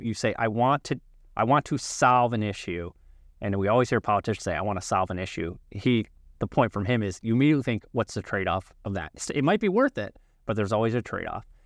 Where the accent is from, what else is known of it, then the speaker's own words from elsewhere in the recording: Illinois, United States; I grew up like you in Illinois